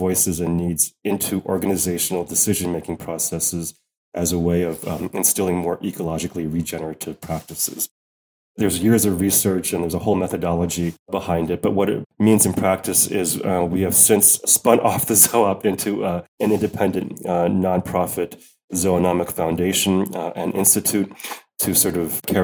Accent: United States; now in Netherlands; as an American

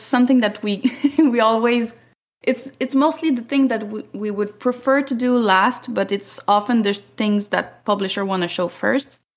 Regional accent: Canada; we're Canadian

